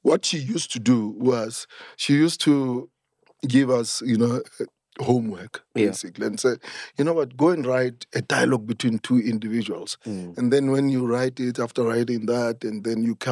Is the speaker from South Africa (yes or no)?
yes; Soweto, Gauteng, South Africa; growing up in Soweto made me who I am today